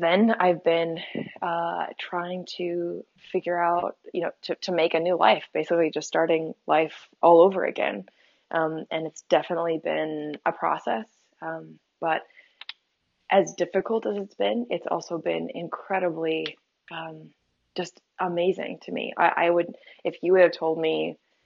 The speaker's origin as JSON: {"language": "English", "town": "Topeka", "region": "Kansas", "country": "United States", "tie": "born or raised there", "said": "I grew up in the Westboro Baptist Church, in Topeka, Kansas"}